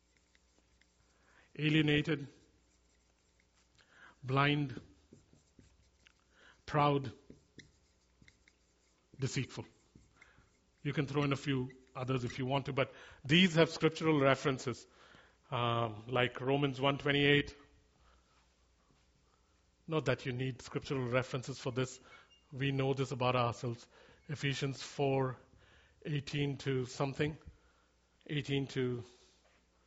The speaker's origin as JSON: {"language": "English", "country": "India", "tie": "born or raised there", "moved": "yes", "said": "I grew up in India"}